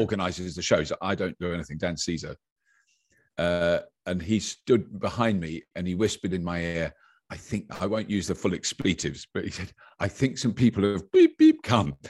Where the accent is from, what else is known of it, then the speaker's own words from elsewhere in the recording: United Kingdom; British people are generally, have got an ear for an accent just because of the way, where, where we've grown up